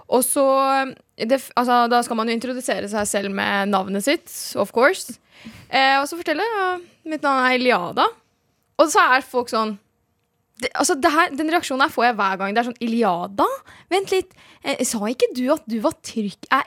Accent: Norway; Jeg er norsk, men jeg vet hva det betyr.

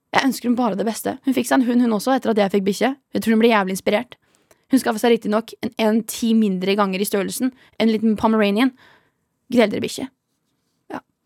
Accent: Horten, Vestfold, Norway; now in Oslo, Norway; jeg er fra Horten

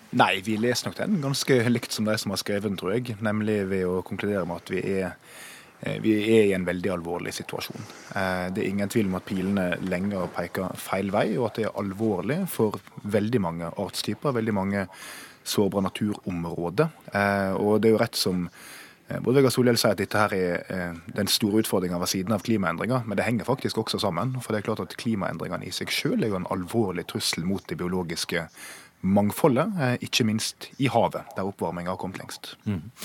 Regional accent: Gjengedalsvassdraget area, Vestland, Norway; der jeg kommer fra, så var det jo forslag om å bygge ut kraft i det som heter Gjengedalsvassdraget

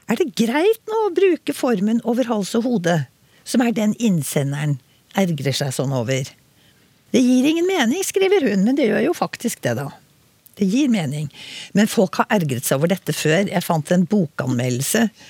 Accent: Oslo, Norway; selv om jeg er fra Oslo, så begge foreldrene mine var liksom eh, innvandret til Oslo

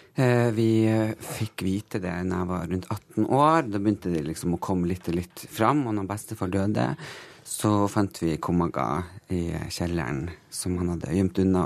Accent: Tysfjord, Nordland, Norway; jeg er absolutt ikke fra Finnmark, jeg er fra Nordland.

